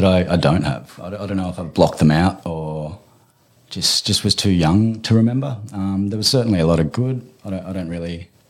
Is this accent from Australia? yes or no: yes; Queensland, Australia; born there; I was born in Queensland, so I was under the, I think it was a ward of the state.